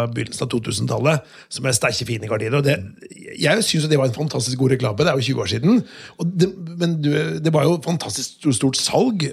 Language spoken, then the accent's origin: Norwegian; Vestfold og Telemark, Norway; både du og Sverre og jeg er fra Telemark